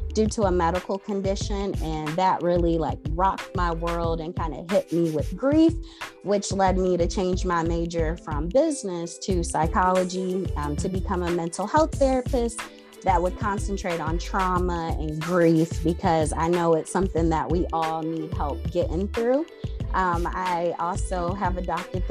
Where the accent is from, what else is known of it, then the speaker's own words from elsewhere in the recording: Rochester, New York, United States; also born or lived in Nashville, Tennessee; now I'm back in my home state of Rochester, New York